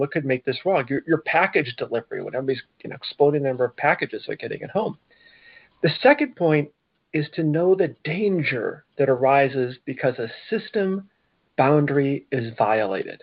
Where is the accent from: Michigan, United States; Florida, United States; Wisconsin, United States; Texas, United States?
Michigan, United States; I'm from Michigan